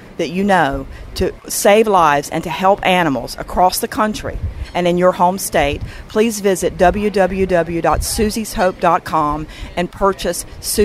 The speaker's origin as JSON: {"language": "English", "region": "North Carolina", "country": "United States", "said": "my home state of North Carolina"}